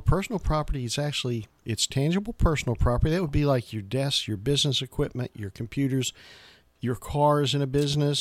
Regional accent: Franklin, Tennessee, United States; I'm pretty much from Middle Tennessee, graduated from Franklin High School

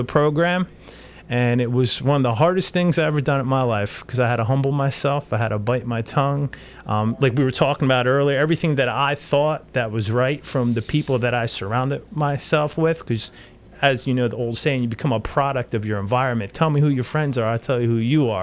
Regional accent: New Jersey, United States; moved away; I'm originally from New Jersey

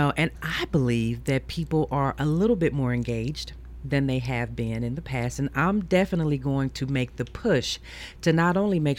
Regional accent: Memphis, Tennessee, United States; moved away as an adult; now in Murfreesboro, United States; Yep, I'm from Memphis. Actually, I came to Middle Tennessee in 1984.

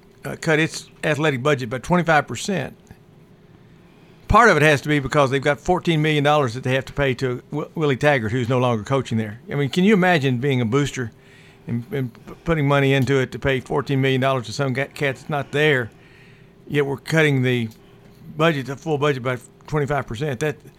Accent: Indiana, United States; moved away; I grew up in Indiana where basketball was sacred.

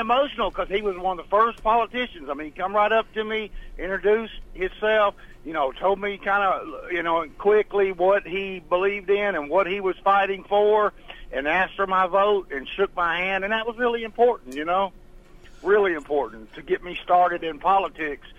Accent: Murfreesboro, Tennessee, United States; I grew up right over on Bell Street, so all of the Murfreesboro city uh, was just very important to, to me

